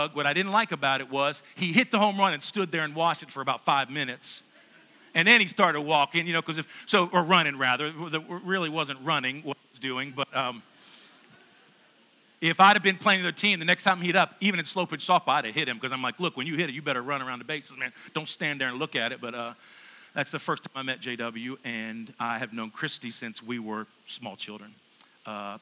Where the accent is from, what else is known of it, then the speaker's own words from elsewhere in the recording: Pennsylvania, United States; also born or lived in West Virginia; I was born in West Virginia, but grew up in Pennsylvania